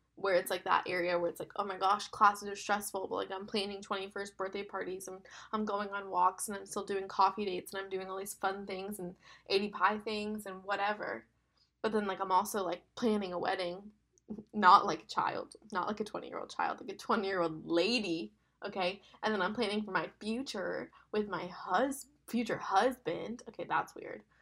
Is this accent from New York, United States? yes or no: no; West Palm Beach, Florida, United States; moved away as an adult; also born or lived in Birmingham; I'm from West Palm and I went to school in Birmingham